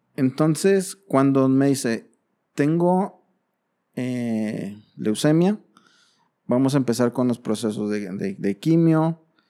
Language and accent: Spanish; Mexico; Como buen padre mexicano